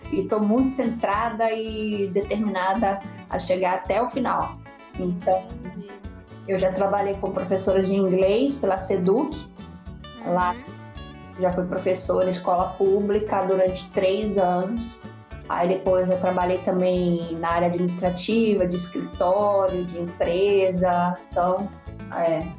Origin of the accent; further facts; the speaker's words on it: Belém, Pará, Brazil; now in England, United Kingdom; Eu sou de Belém, da capital. Ah, tenho. tô com 39 anos. É... Eu vim para cá, para Inglaterra, primeira vez em 2018.